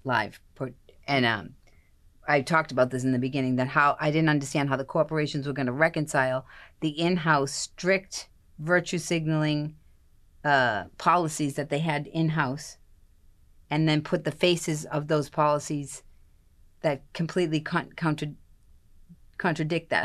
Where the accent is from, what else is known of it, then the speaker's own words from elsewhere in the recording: Boston, Massachusetts, United States; I'm from Boston